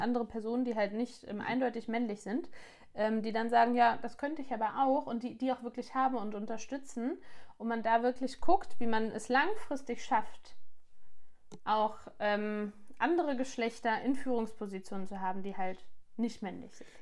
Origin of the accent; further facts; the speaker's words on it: Germany; bei uns in Deutschland